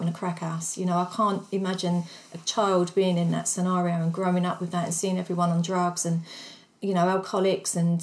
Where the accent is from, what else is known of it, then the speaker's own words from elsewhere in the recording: London, United Kingdom; moved away as an adult; now in Essex, United Kingdom; I come from the East End and my kids grew up in the East End